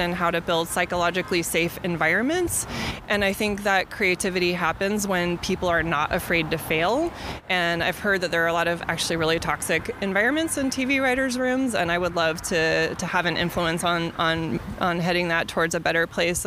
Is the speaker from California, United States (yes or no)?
yes; Bay Area, California, United States; I actually live in the Bay Area. I'm from the Bay Area.